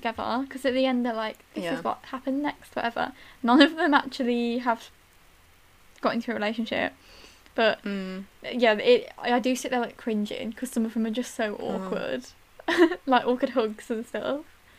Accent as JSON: {"language": "English", "town": "Tamworth", "region": "West Midlands", "country": "United Kingdom", "said": "Oh, that's nice. I'm from Tamworth."}